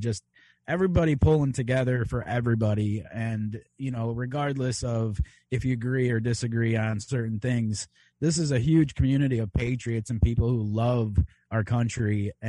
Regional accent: Chicago, Illinois, United States; and I am a Chicagoan.

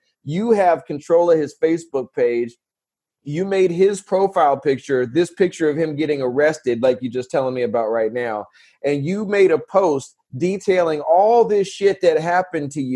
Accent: California, United States; I'm from California

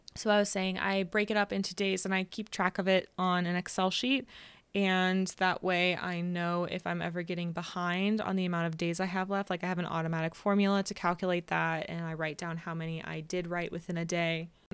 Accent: California, United States; I'm from California

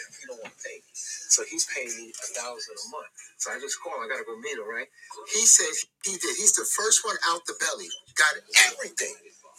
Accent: the South, United States; we're from the South

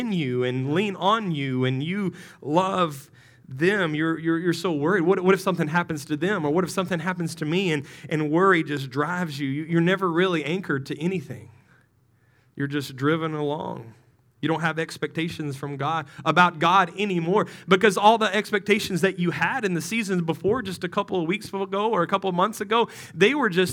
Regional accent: West Texas, United States; moved away as an adult; I'm from West Texas.

